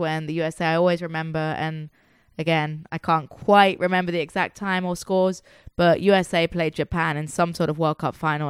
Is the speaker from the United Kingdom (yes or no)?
yes; England, United Kingdom; moved away; growing up in England